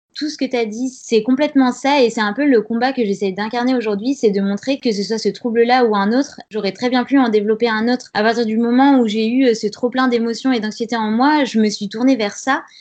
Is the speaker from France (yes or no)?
yes; Grenoble, Auvergne-Rhône-Alpes, France; now in Paris, France; J'ai 29 ans, je viens de Grenoble